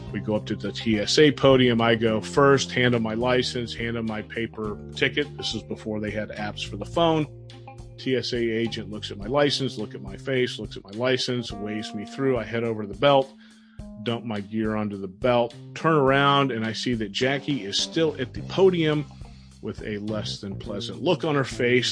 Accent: South Florida, United States; growing up in South Florida

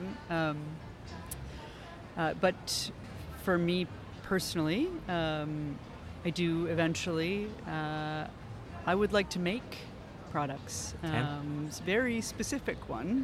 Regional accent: Newfoundland and Labrador, Canada; I'm from Newfoundland, so I you know, my French Canadian accent is a little different.

